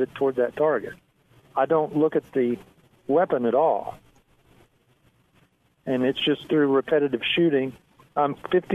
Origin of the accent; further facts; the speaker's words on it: West Virginia, United States; now in Texas, United States; I was raised in West Virginia, and my family were all mountain people